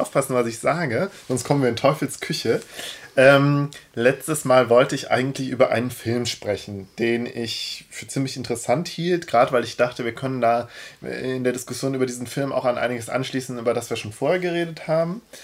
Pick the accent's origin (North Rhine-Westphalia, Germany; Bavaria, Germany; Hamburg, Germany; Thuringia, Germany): North Rhine-Westphalia, Germany; Cologne; ich als, als Kölner